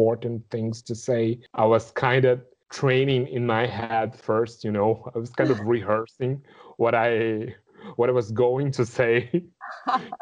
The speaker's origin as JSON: {"language": "English", "country": "Brazil", "second_language": "English"}